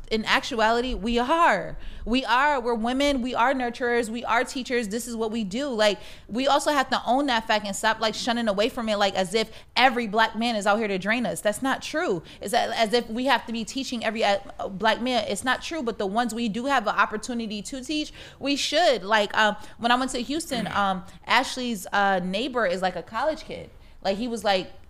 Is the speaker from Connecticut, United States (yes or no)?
yes; Connecticut, United States; Somebody asked me where I was from when I was in Arizona. I was like, I'm from Connecticut.